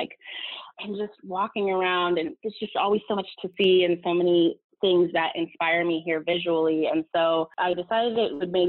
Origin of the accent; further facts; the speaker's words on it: California, United States; also born or lived in Los Angeles; now in New York, United States; I'm from Southern California and had moved to LA and had spent about seven, 8 years in LA working in the industry.